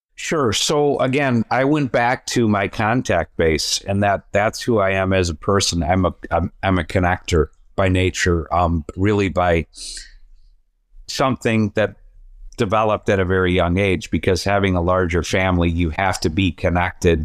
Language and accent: English; Downers Grove, Illinois, United States; I grew up in Downers Grove, Illinois